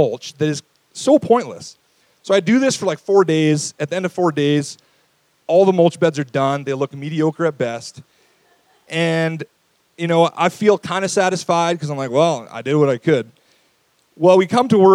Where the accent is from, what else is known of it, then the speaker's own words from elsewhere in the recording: St. Albert, Alberta, Canada; I grew up in St. Albert